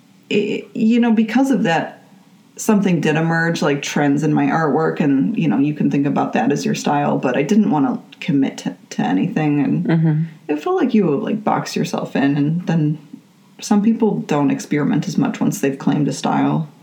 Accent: Buffalo, New York, United States; moved away as an adult; now in Twin Cities, United States; I am from Buffalo, New York, and I got my undergraduate degree there

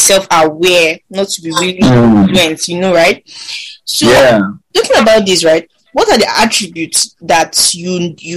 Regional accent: Kaduna, Kaduna State, Nigeria; I grew up in Kandarawa

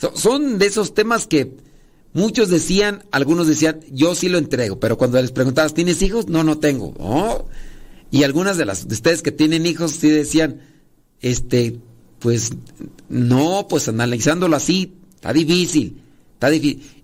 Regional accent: Acámbaro, Guanajuato, Mexico; allá de donde yo soy originario, Acámbaro, Guanajuato, digo, porque allí nací, que ya me crié en mi rancho

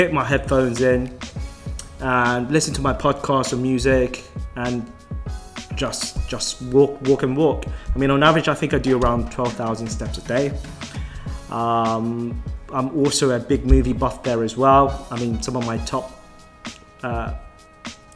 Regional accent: London, United Kingdom; Born and raised in good old Southwest London.

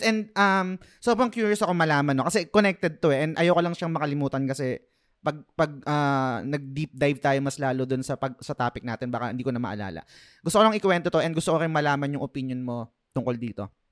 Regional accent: Philippines; bilang Pinoy

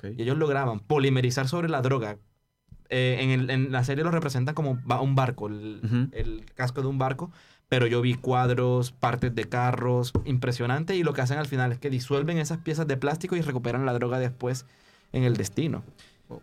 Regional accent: Colombia; now in Warsaw, Poland; de Colombia

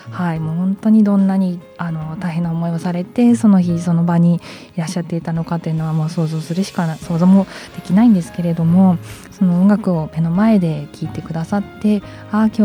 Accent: Sendai, Miyagi, Japan; born there; あの仙台生まれの自分はやっぱり地震に慣れ慣れてと言ったらおかしいですけれども

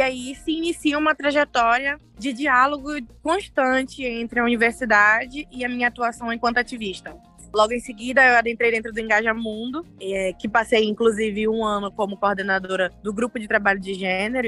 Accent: Belém, Pará, Brazil; sou de Belém, é, de Coraci, um distrito a mais ou menos uma hora da cidade de Belém

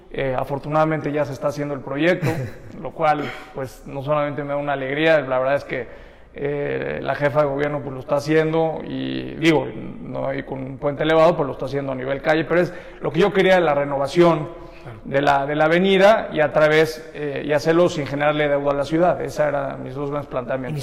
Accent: Mexico; todos somos mexicanos

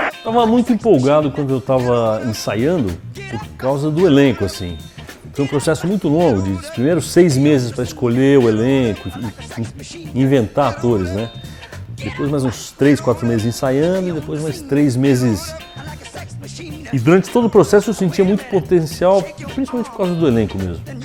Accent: Brazil; eu sou brasileiro

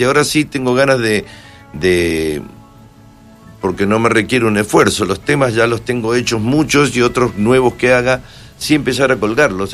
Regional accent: Mendoza, Argentina; now in Madrid, Spain; acá en Mendoza, por supuesto, mi tierra

